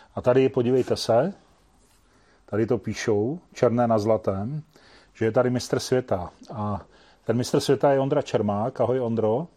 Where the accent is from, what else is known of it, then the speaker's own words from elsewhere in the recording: Šumperk, Olomouc Region, Czechia; jsem původem ze Šumperka